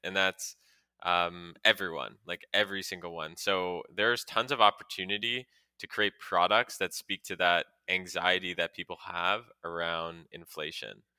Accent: Montreal, Quebec, Canada; I grew up in Montreal

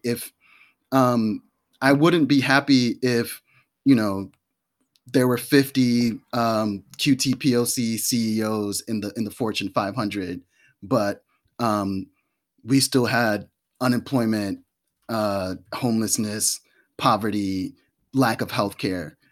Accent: New York, United States; growing up in New York on welfare

